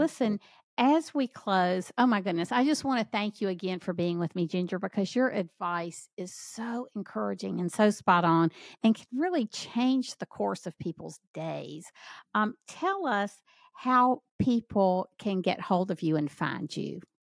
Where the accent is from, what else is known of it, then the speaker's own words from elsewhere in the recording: Southern United States, United States; accent: Southern; I tried to get rid of my Southern accent once, it didn't go